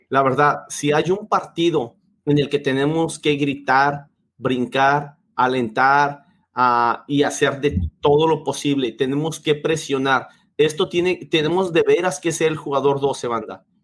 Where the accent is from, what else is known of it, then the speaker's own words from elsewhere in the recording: Mexico; nada más que soy mexicano, güey.